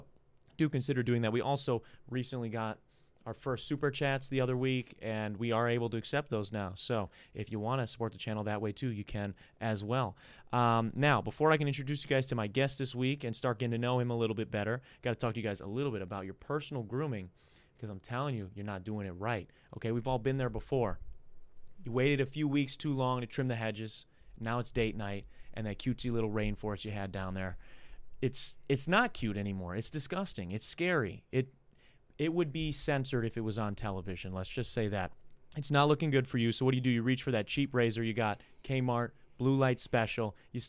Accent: United Kingdom; Or I live here, I'm a citizen here, and I'm from the UK.

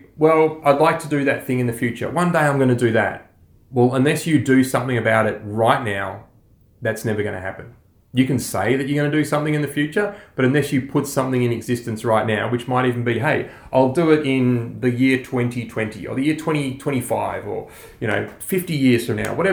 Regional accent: Australia

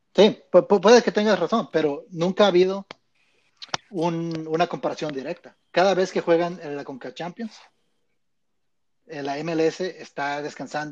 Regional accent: Mexico; somos, mexicanos

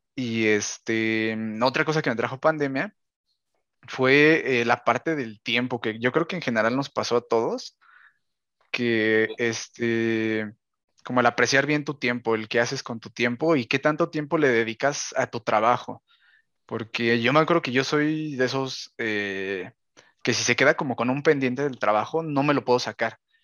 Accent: Mexico; yo que soy de México

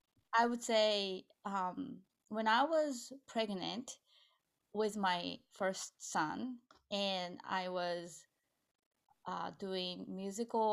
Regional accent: Japan; now in United States; I am originally from Japan, but I live in America.

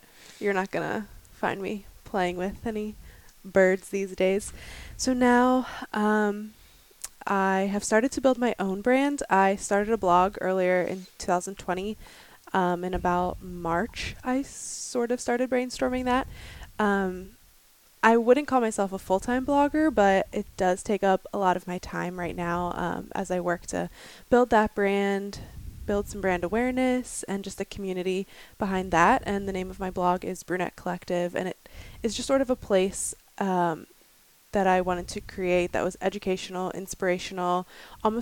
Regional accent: Thomasville, Pennsylvania, United States; I grew up in Pennsylvania in a really small town called Thomasville

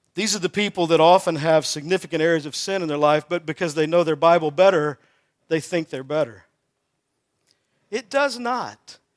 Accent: Texas, United States; I'm from Texas

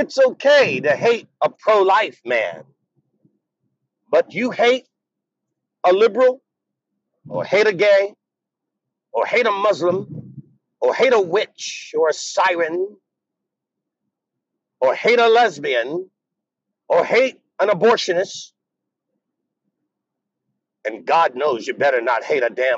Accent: United States; I'm African American

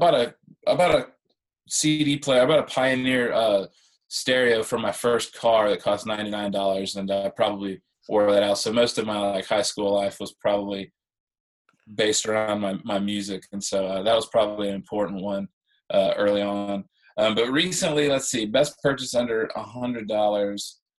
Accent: Midwest, United States; You know, I grew up in the Midwest where I didn't feel like I fit in.

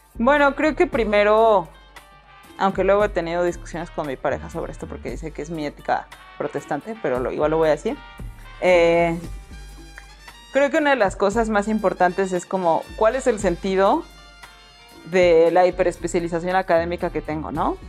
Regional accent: Mexico; vengo de Villajuapa

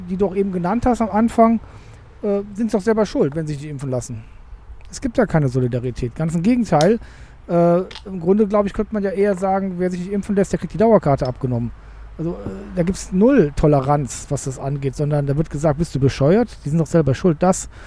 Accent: Cologne, North Rhine-Westphalia, Germany; ich als Kölner sage

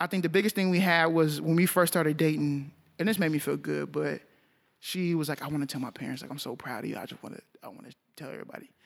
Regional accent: Arlington, Texas, United States; I grew up in Arlington

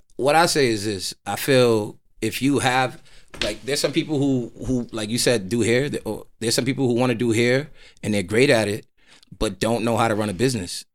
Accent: New York City, New York, United States; I'm a Nigerian American, Nigerian blood, both my parents, um, raised in New York, Queens, Jamaica, Queens

